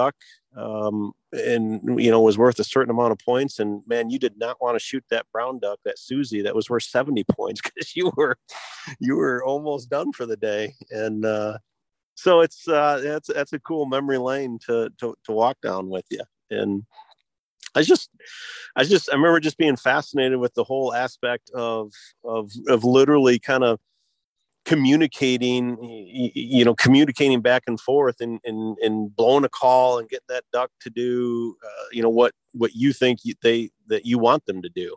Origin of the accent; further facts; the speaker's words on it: Michigan, United States; I was born and raised in Michigan